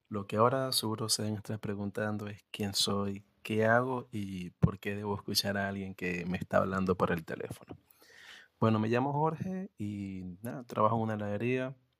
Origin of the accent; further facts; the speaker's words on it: Venezuela; moved away as an adult; now in Argentina; soy venezolano y emigré a Argentina dejé la universidad